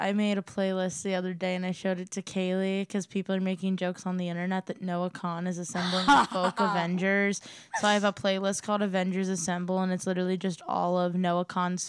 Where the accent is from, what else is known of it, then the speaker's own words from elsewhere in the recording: Cleveland, Ohio, United States; moved away; I'm from Cleveland